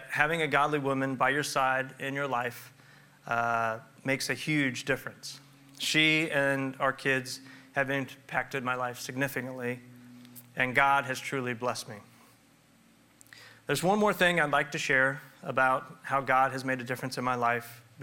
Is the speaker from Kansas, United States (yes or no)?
yes; Olathe, Kansas, United States; now in Lee's Summit, United States; I grew up in Olathe and have worked there as a dentist the last 16 years